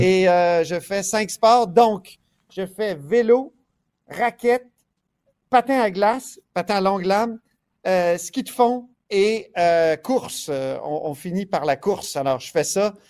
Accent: Quebec, Canada; on est plein de Québécois

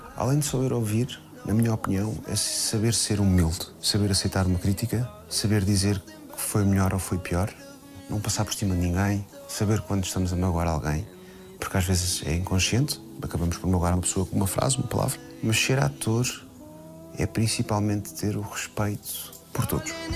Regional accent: Portugal; eu nasci em Portugal

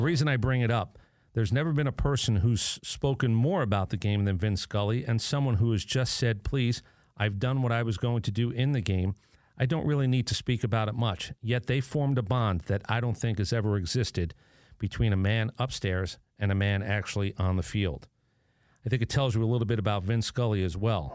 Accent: New York City, New York, United States; I was born there

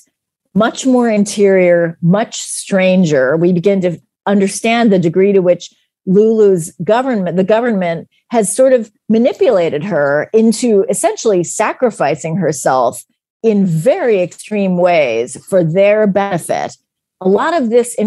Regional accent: United States; as an American

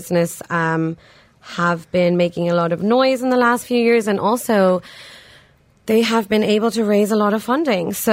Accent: Dublin, Leinster, Ireland; moved away as an adult; also born or lived in Pakistan; now in United Arab Emirates; I grew up in Ireland

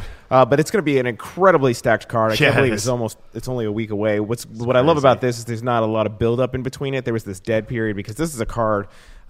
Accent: Dallas, Texas, United States; moved away as an adult; now in Chicago, United States; Dallas is my hometown.

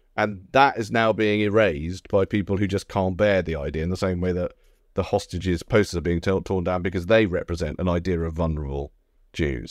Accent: United Kingdom; as a British Jew

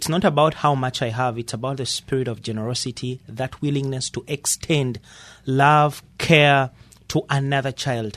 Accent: Uganda; moved away as an adult; now in United States; I'm born and raised in Uganda.

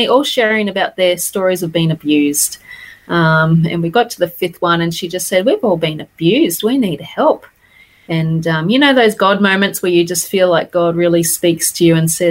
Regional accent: Toowoomba, Queensland, Australia; also born or lived in Fiji / Dallas, Texas; I was born here in Toowoomba, born and bred, grew up here

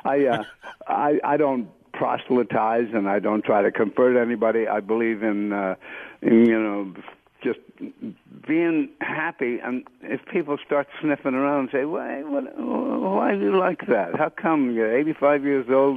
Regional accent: Cambridge, Massachusetts, United States; I grew up in Cambridge, Massachusetts

